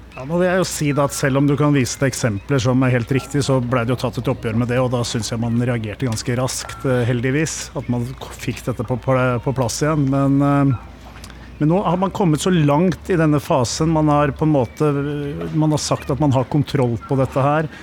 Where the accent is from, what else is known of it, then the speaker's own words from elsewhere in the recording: Åsgårdstrand, Vestfold, Norway; jeg er jo vokst opp i Åsgårdstrand